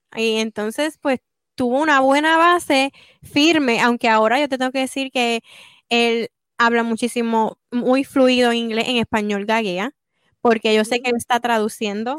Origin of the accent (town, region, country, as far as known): Puerto Rico; now in United States